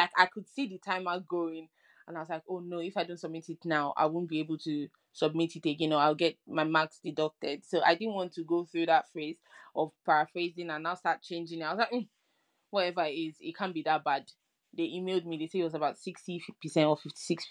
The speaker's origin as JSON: {"language": "English", "country": "Nigeria", "moved": "as an adult", "said": "I'm Nigerian."}